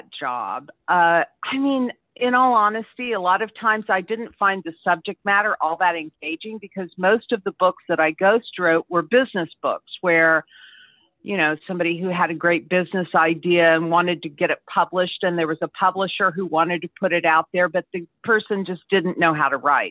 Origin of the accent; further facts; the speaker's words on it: Indiana, United States; I'm originally from Indiana